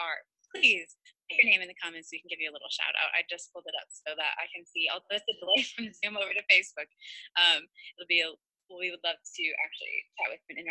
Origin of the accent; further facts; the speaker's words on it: Ohio, United States; I'm from Ohio